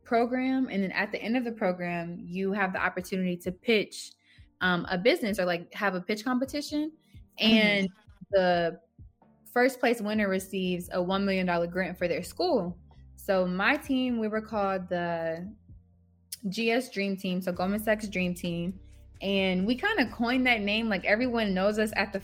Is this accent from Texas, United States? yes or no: no; Georgia, United States; also born or lived in New Orleans, Louisiana; I grew up in Georgia